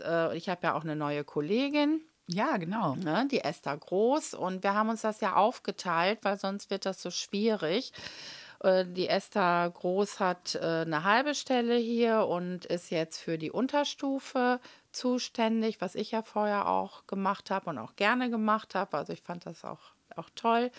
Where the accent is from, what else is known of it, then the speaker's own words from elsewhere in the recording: Münster, North Rhine-Westphalia, Germany; Ich bin ja hier in Münster geboren und war auf der Paul-Gerd-Realschule